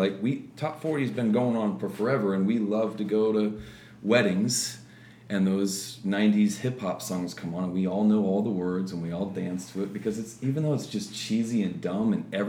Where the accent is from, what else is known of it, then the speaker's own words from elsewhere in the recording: Midwest, United States; also born or lived in Florida; Pretty much the Midwest. {S3} Okay. {S2} Yeah. Florida for a while as a kid, but moved around a lot with Dad being a pastor.